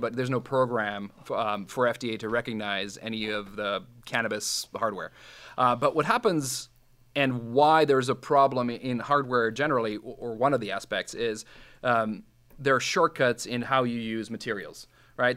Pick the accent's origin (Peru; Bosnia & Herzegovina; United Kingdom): Bosnia & Herzegovina; first language Serbo-Croatian; English is a second language; now in Canada; I'm from from Bosnia, which is part of old old Yugoslavia